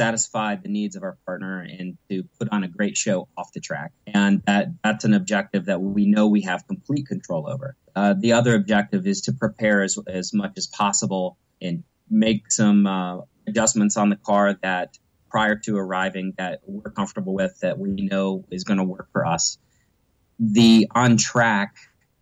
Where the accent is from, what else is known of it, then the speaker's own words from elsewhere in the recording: United States; an American driver who coincidentally has some Dutch heritage